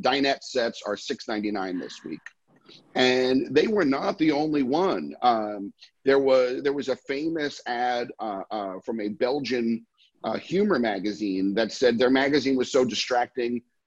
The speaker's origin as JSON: {"language": "English", "town": "New York City", "region": "New York", "country": "United States", "tie": "born or raised there", "said": "I'm a New Yorker my entire life, a Manhattanite for as long as I can stand on my own"}